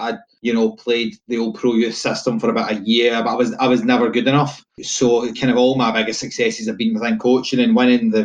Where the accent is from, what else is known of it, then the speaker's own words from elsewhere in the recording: Blackwood, Scotland, United Kingdom; now in Lesmahagow, United Kingdom; originally from an even smaller village about 4 miles up the road called Blackwood, Kirkney Hill